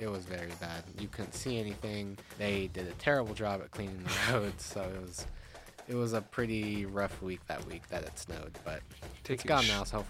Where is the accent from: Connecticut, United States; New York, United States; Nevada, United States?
Nevada, United States; Reno; I'm here from Reno